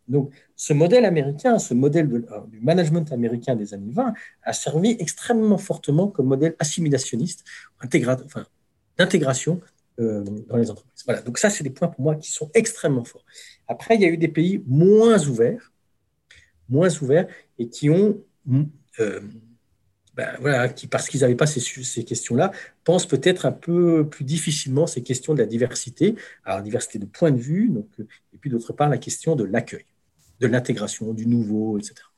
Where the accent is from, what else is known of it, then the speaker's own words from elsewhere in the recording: France; en tant que Français